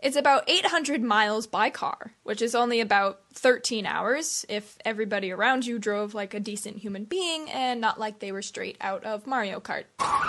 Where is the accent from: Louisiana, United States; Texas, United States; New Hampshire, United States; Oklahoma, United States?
New Hampshire, United States; Nottingham; I'm from Nottingham, New Hampshire, and I say sub.